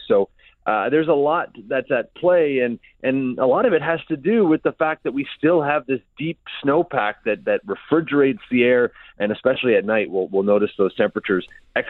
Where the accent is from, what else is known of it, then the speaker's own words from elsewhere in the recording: Montreal, Quebec, Canada; now in Toronto, Canada; I grew up in Montreal